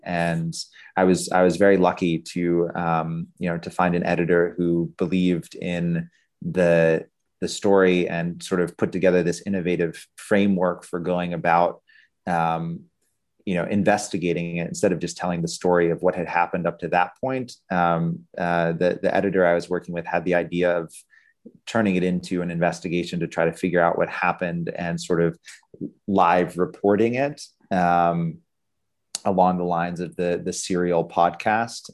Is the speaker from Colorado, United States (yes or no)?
no; Pittsburgh, Pennsylvania, United States; growing up in Pittsburgh, Pennsylvania